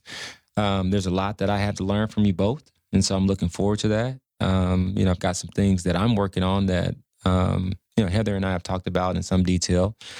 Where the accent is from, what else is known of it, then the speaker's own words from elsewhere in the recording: Dallas, Texas, United States; Dallas, Oak Cliff